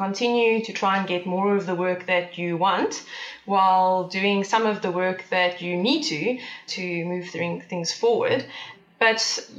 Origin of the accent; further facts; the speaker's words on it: Port Elizabeth, Eastern Cape, South Africa; moved away as an adult; now in Johannesburg, South Africa; in 2011, we moved from Port Elizabeth, my hometown, to Johannesburg